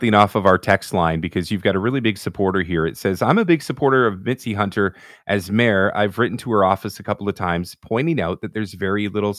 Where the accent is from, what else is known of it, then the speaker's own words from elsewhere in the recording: Toronto, Ontario, Canada; in Scarborough, you know, where I was born and raised